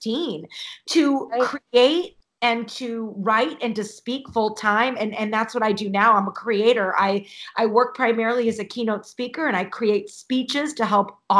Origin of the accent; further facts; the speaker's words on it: St. Louis, Missouri, United States; moved away as an adult; also born or lived in Chicago / Illinois; now in Ohio, United States; I'm born and raised in St. Louis, lived in Chicago. Now I live in Ohio.